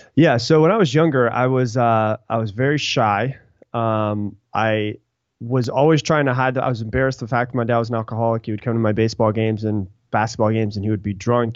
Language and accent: English; Sarasota, Florida, United States; also born or lived in Anna Maria Island, Florida; now in Austin, United States; I live in Austin, Texas now, but I grew up in Florida a little place called Anna Maria Island, um, and also in Sarasota